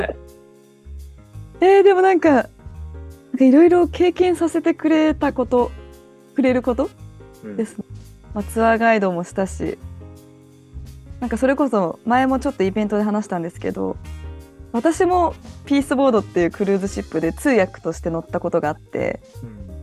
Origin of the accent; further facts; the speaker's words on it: Japan; moved away as an adult; now in United States; 私の地元で生まれ育った